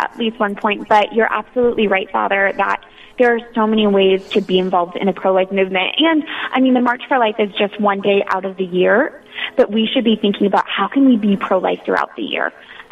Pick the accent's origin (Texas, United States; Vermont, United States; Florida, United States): Florida, United States; moved away as an adult; now in Washington, D.C., United States; I grew up in Florida